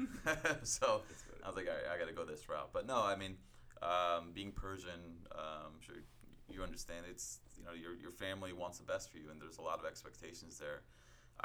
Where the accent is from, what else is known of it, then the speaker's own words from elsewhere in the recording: New York City, New York, United States; moved away; I was born in Staten Island.